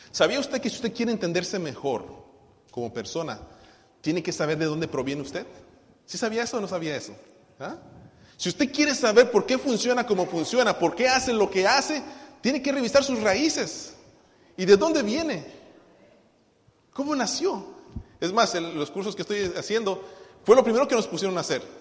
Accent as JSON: {"language": "Spanish", "town": "Tuxtla Gutiérrez", "region": "Chiapas", "country": "Mexico", "tie": "born or raised there", "also_born_or_lived": "Cintalapa / Guadalajara", "lives_now": "Los Angeles, United States", "said": "Nací en Tuxtla, nos fuimos a vivir a, a, Cintalapa, regresé a Tuxtla, luego nos fuimos a Guadalajara y de Guadalajara me vine aquí a Los Ángeles."}